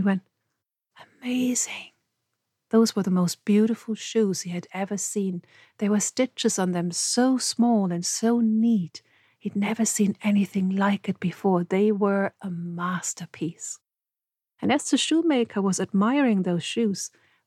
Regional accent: Germany; I grew up surrounded by stories. Because where I lived, it's very close to the fairy tale road

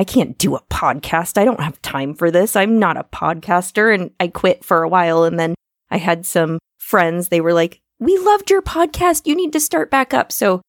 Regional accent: Iowa, United States; I'm from Iowa.

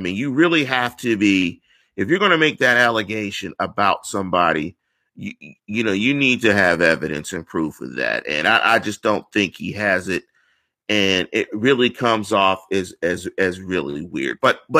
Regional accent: Manchester, North West England, United Kingdom; You know, I'm from Manchester. You know, we're hard-headed. We're from the north side.

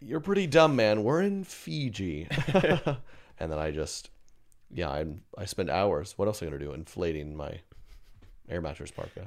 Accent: Tornado Alley, United States; growing up in Tornado Alley

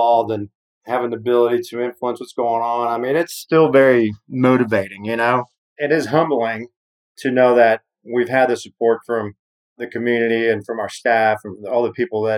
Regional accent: Mexico City, Mexico; also born or lived in Atlanta; now in Austin, United States; my experience of growing up in Mexico City and moving to the States

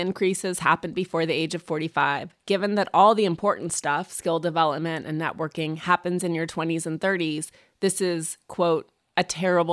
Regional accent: Montana, United States; moved away; I grew up in Montana

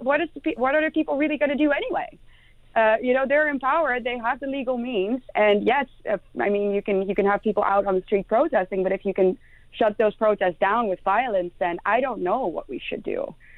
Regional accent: Netherlands; first language Dutch; English is a second language; the Netherlands, my home country

